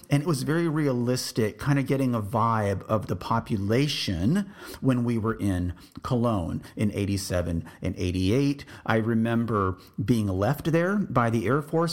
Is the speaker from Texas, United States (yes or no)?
yes; South Texas, United States; moved away; I grew up in South Texas with the humidity